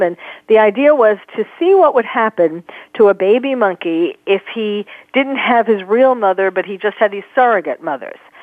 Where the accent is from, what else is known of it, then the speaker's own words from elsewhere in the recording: New York City, New York, United States; growing up in New York, um, certainly I went to circuses a lot